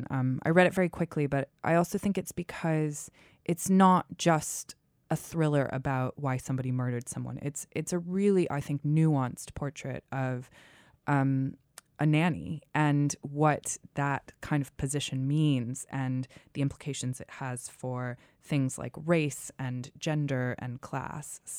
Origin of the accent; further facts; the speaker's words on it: Massachusetts, United States; Well, I grew up in Massachusetts